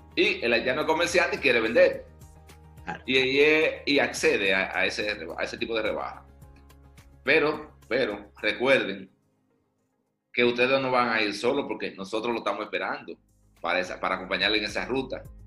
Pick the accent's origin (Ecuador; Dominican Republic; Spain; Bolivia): Dominican Republic; Bonao, Monseñor Nouel; born or raised there; also born or lived in La Vega / Santo Domingo